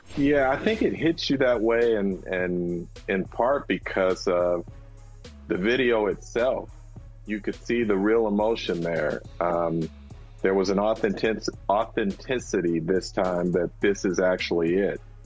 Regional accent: San Francisco, California, United States; I was born in San Francisco. I grew up in the Bay Area

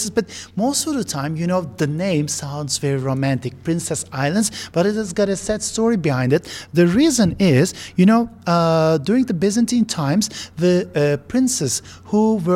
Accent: Istanbul, Turkey; I spent my childhood in one of the most beautiful places in uh, Bosphorus uh, that is called Kandilli. It's the smallest town in uh, Istanbul.

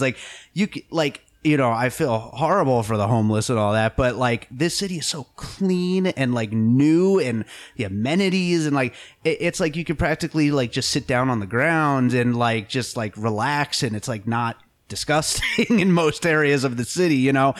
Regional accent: Pennsylvania, United States; also born or lived in New York; now in Las Vegas, United States; I was born in New York, grew up in Pennsylvania

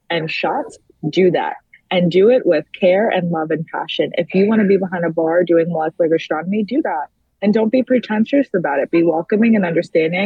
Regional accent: New York City, New York, United States; now in Washington, D.C., United States; I grew up in the Bronx and I live in D.C. currently

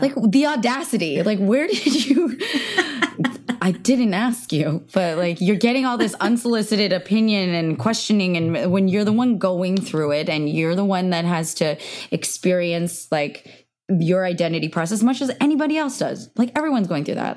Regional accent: Cupertino, California, United States; I grew up in Cupertino, which is really diverse

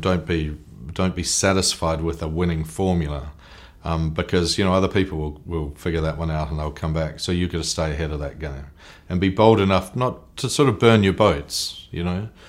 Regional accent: New Zealand; I'm a Kiwi, I'm a New Zealander

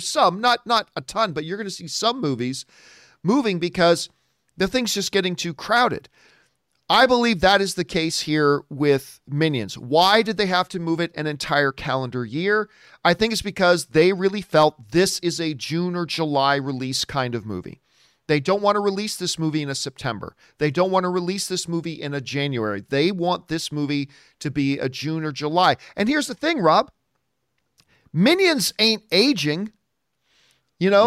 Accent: Canada; I'm Canadian

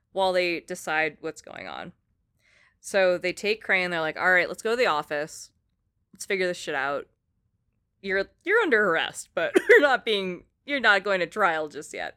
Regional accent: Philippines; I'm Filipino

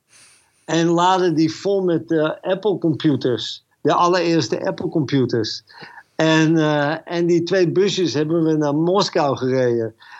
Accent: Netherlands; moved away as an adult; also born or lived in Moscow; uit Holland

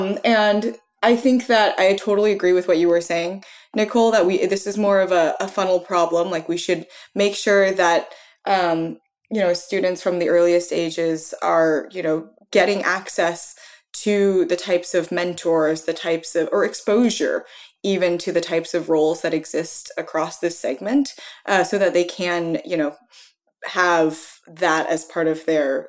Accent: United States; as an American

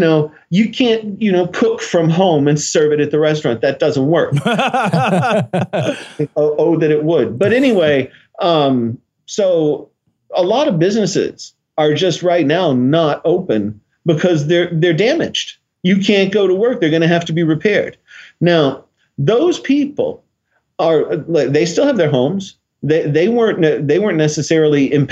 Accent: Nashville, Tennessee, United States; moved away; I'm originally from Nashville

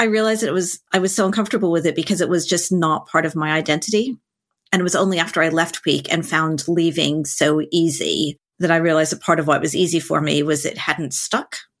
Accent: United States; being American is

